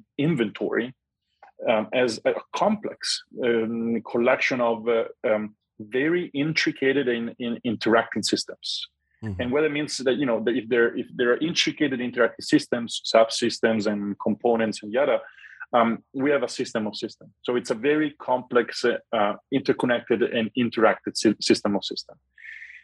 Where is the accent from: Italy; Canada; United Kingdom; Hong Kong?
Italy; Rome, Lazio; moved away; I'm from Rome